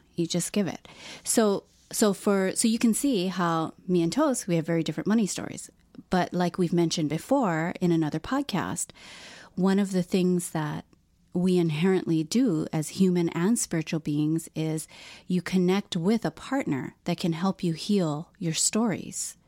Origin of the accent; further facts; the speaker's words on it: Philippines; I'm Filipino